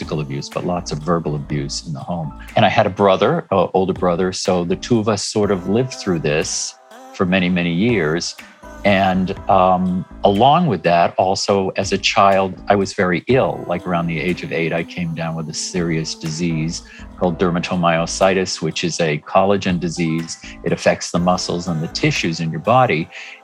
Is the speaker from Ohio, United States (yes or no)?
no; Hingham, Massachusetts, United States; moved away; also born or lived in New York City; I grew up in Massachusetts in a small town on the South Shore called Hingham